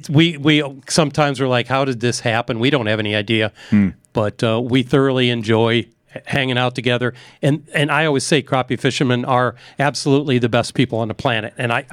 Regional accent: Western Medina County, Ohio, United States; I'm from Western Medina County

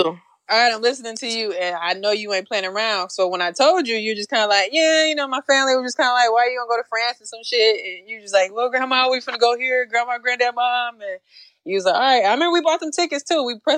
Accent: United States; I'm sorry, I'm American.

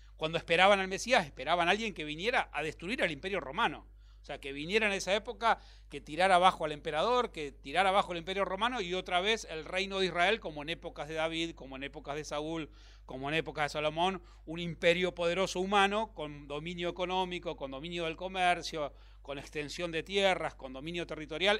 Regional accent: Bahía Blanca, Buenos Aires Province, Argentina; moved away as an adult; now in Buenos Aires, Argentina; nací en Bahía Blanca, así que vine a Buenos Aires como un, alguien del interior

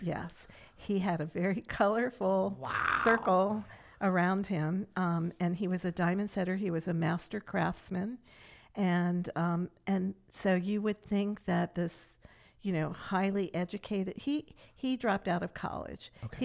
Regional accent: Catonsville, Maryland, United States; also born or lived in Silver Spring, Maryland; I grew up in Catonsville, Maryland until I was 12 and then we moved to Silver Spring

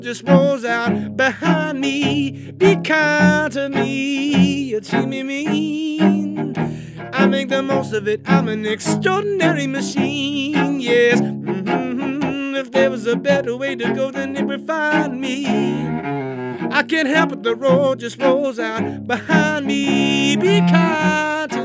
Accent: Kentucky, United States; all the multi-genre stuff that I grew up with here in Kentucky

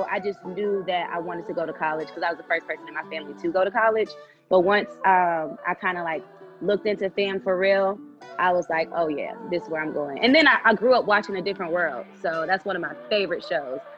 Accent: New York, United States; moved away; also born or lived in Florida; because I grew up in New York, and well, I was born in New York, and I spent a lot of time like going back and forth. Once uh, my family moved to Florida

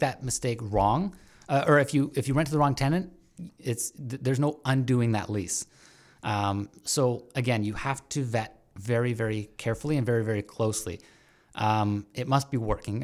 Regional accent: Brampton, Ontario, Canada; now in Hamilton, Canada; I grew up in Brampton for the longest time

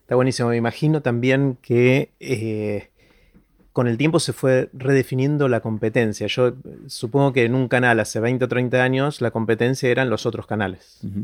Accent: Argentina; soy argentino

